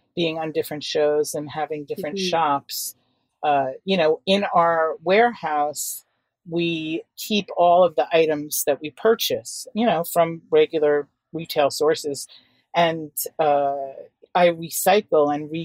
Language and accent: English; New York City, New York, United States; I grew up in Manhattan and was lucky enough to attend good, really progressive and creative schools